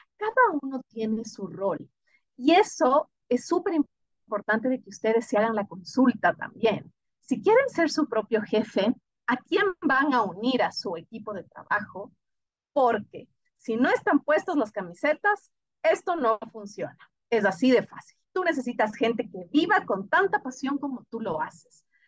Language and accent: Spanish; Ecuador